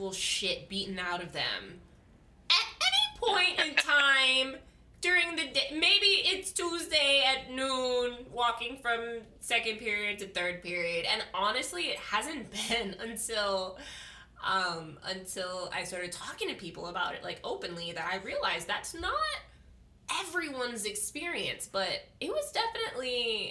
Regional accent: Makaha, Hawaii, United States; I'm from Makaha

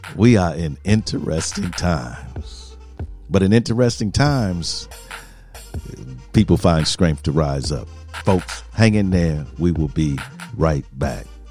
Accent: Milwaukee, Wisconsin, United States; I'm an American, was born here, Milwaukee, Wisconsin

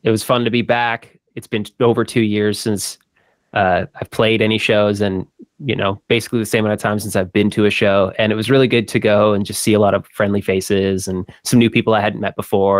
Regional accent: Canada; Touring as a Canadian into the States

